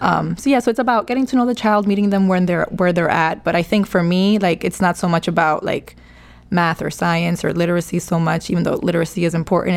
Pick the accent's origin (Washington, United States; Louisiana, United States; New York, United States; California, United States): New York, United States; New York City; I'm from the Bronx. Um, born and raised